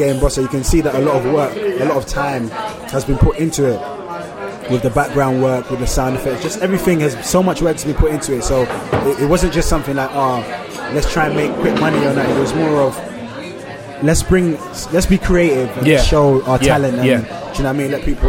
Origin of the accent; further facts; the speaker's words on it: Nigeria; But I feel like a lot of, you have the people that are protective over forgetting that I'm Nigerian.